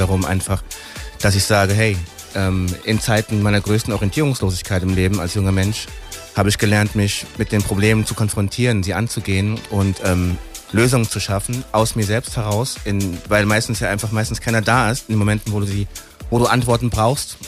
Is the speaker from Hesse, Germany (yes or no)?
yes; Frankfurt am Main, Hesse, Germany; wir sind halt hier geboren. In Frankfurter, das ist meine Stadt, das ist mein, meine Heimat